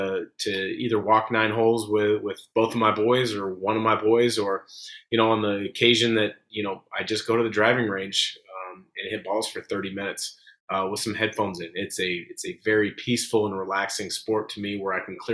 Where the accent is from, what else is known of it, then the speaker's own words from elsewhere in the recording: Portland, Oregon, United States; I grew up in the Portland area.